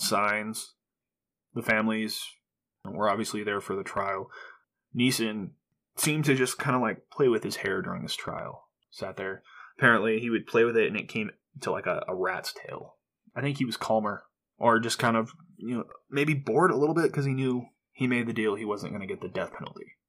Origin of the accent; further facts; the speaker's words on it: Nebraska, United States; this was my hometown